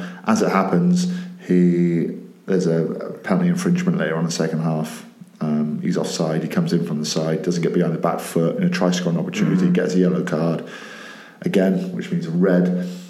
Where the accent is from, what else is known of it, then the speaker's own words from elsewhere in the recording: Welsh, Wales, United Kingdom; I'm Welsh